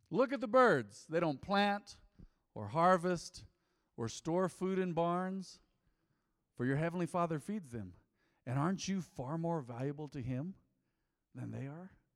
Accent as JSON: {"language": "English", "country": "United States", "tie": "born or raised there", "said": "I was born American, born and bred. I'm American, I'm real American."}